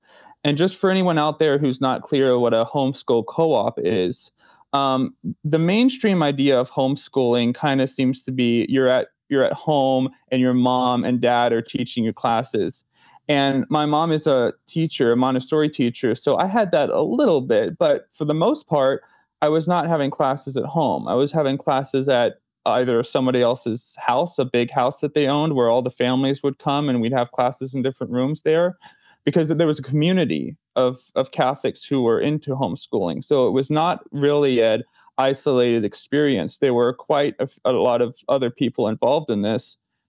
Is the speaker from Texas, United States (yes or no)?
yes; Irving, Texas, United States; also born or lived in Dallas; I was born in Dallas, Texas in 1996 and grew up in a suburb of Dallas called Irving.